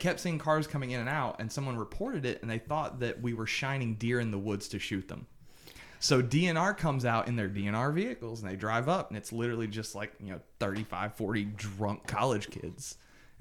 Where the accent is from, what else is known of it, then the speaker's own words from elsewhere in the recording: South Georgia, United States; now in Atlanta, United States; I'm from South Georgia